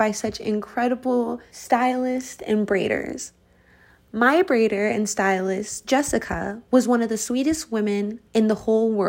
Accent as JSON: {"language": "English", "region": "Colorado", "country": "United States", "tie": "born or raised there", "said": "Growing up in Colorado, where it is extremely white"}